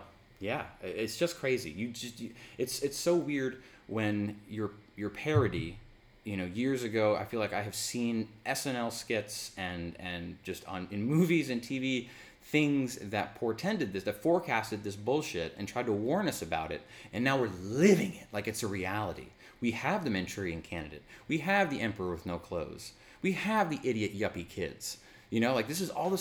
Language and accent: English; United States; I'm an American